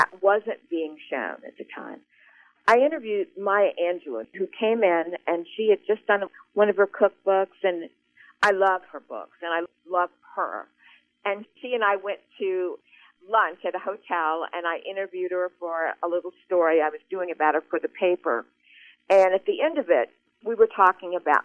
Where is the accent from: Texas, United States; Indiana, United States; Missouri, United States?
Missouri, United States; Columbia; I grew up in Colombia